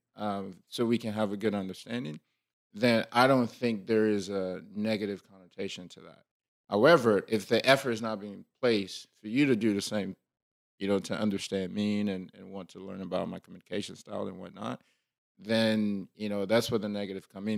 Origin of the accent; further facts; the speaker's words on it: Liberia; moved away; I'm, you know, West African or I'm from Liberia